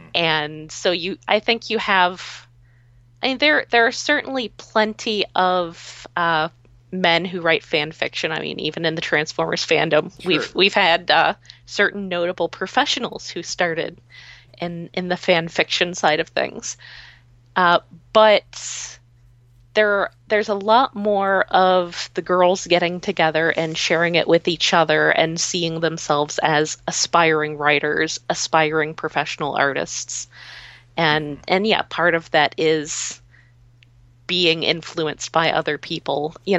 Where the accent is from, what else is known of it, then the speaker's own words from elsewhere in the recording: Bronx, New York, United States; because, you know, I'm also from the Bronx.